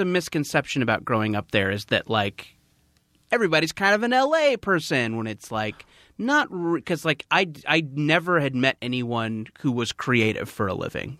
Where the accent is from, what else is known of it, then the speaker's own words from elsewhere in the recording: Orange County, California, United States; I don't remember a lot of my hometown